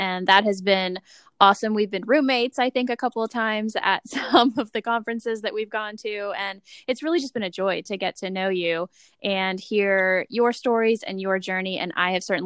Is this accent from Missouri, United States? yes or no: no; Virginia, United States; I grew up in Virginia